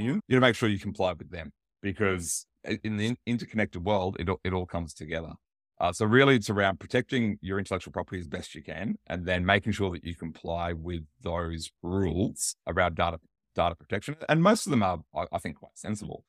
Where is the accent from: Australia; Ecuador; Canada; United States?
Australia; I'm Australian